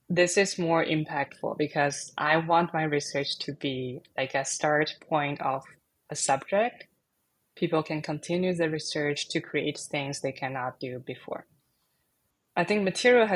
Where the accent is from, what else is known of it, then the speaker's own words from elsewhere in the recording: China; now in San Francisco, United States; I was born and raised in China, and I'm currently based in San Francisco.